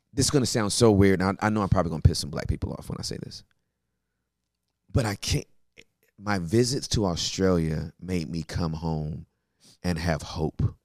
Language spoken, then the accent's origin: English; Inglewood, California, United States; I'm born and raised in Inglewood